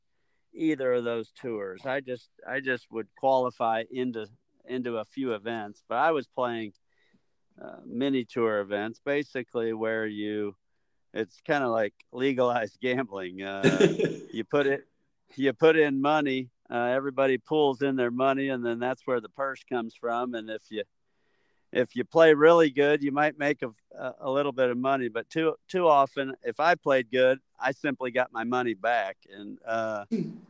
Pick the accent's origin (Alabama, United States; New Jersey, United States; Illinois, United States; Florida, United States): Illinois, United States; moved away as an adult; now in Texas, United States; I'm from Illinois